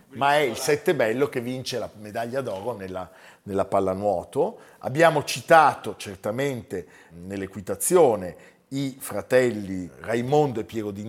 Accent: Campania, Italy; perché sono una campana.

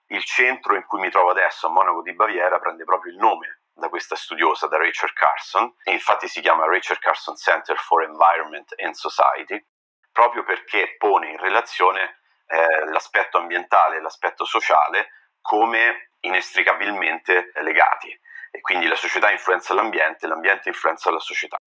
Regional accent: Orvieto, Umbria, Italy; moved away as an adult; also born or lived in Siena / United States; now in Munich, Germany; Sono partito da Orvieto, che è la mia città eh, di nascita e eh, di origine

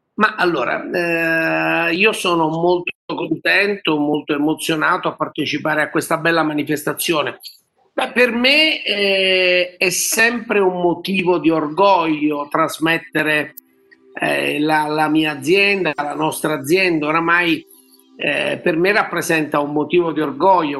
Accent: Naples, Campania, Italy; noi siamo, noi poi siamo, siamo napoletani

